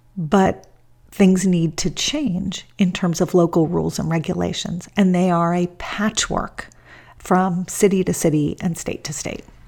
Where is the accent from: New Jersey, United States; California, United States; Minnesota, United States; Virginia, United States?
California, United States; Los Angeles; my hometown of Los Angeles